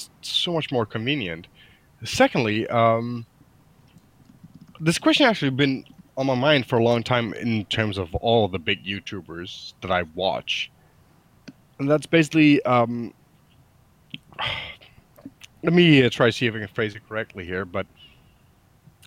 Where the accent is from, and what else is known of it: Denmark